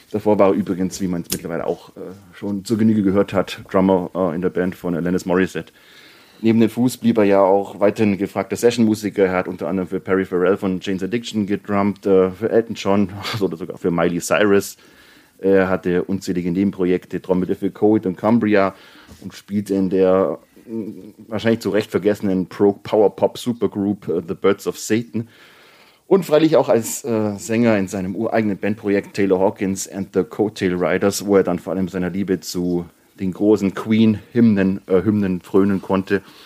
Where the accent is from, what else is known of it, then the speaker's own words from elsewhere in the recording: Bavaria, Germany; ich komme aus Bayern